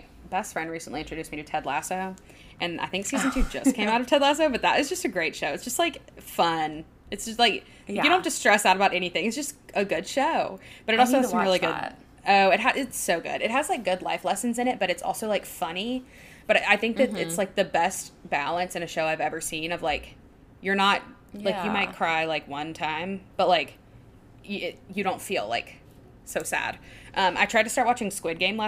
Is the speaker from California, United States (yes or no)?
no; Baton Rouge, Louisiana, United States; I'm from Baton Rouge